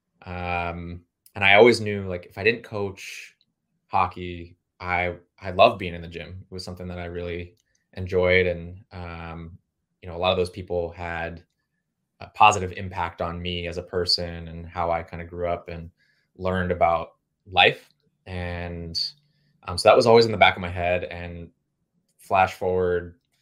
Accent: Woodbridge, Virginia, United States; now in California, United States; I'm actually from the DMV. I'm from Woodbridge, Virginia, so I'm on the other side

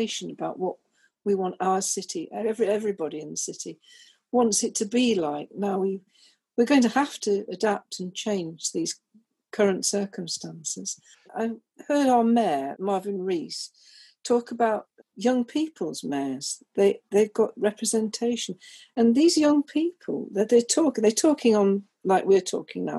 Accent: Chesterfield, East Midlands, United Kingdom; moved away as an adult; also born or lived in London; now in Bristol, United Kingdom; I was born in Chesterfield in Derbyshire, and I was the only girl in a family of older brothers

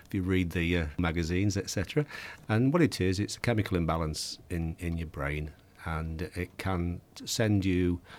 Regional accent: Yorkshire and the Humber, United Kingdom; in the 1950s when I was growing up in Yorkshire

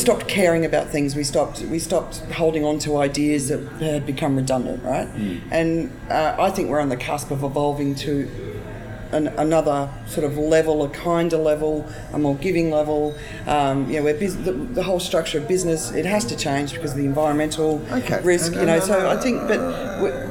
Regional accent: Australia; as an Australian

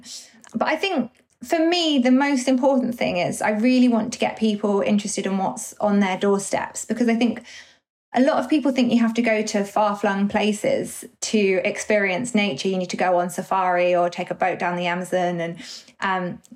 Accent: North Essex, East of England, United Kingdom; moved away as an adult; now in London, United Kingdom; although I was born in London, I grew up in kind of semi-rural North Essex

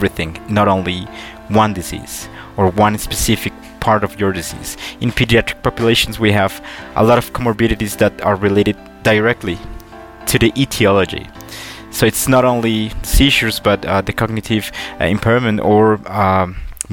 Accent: Colombia; I'm from Colombia

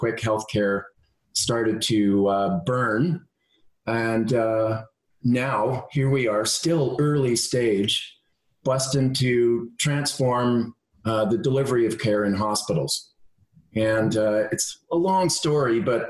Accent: Ontario, Canada; I come from Ontario, and I'm the son of an engineer

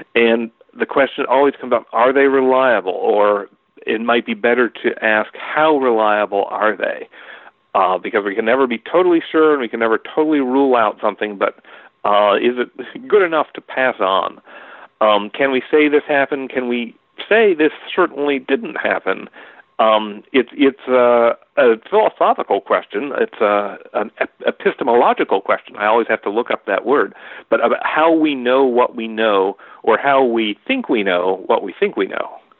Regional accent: Middlesex County, Massachusetts, United States; I grew up in Middlesex County, Massachusetts

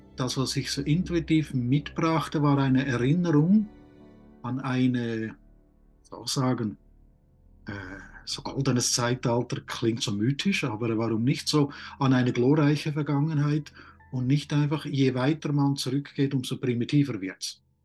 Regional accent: Switzerland; ich bin auf dem Land aufgewachsen

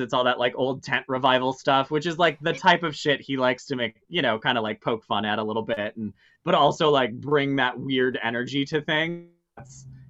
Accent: Illinois, United States; born there; also born or lived in Wisconsin / Iowa / Minnesota; I was born in Illinois and then I moved around a whole bunch. I lived in a bunch of small towns in Wisconsin and Iowa and then eventually Wisconsin again and then landed in Minnesota.

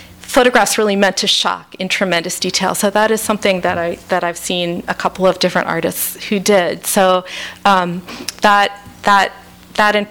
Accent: Washington, District of Columbia, United States; I grew up in the Washington, D.C. area, but I spent my summers on Cape Cod

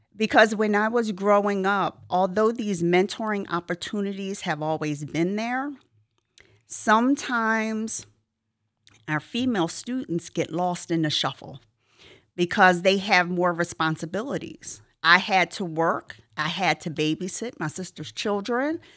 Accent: Philadelphia, Pennsylvania, United States; moved away as an adult; I grew up in the Philadelphia region

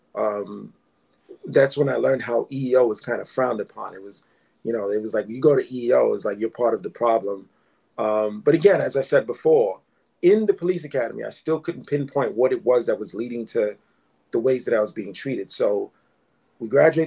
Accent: New York City, New York, United States; I was born and raised in East Flatbush, Brooklyn. That's where I still live.

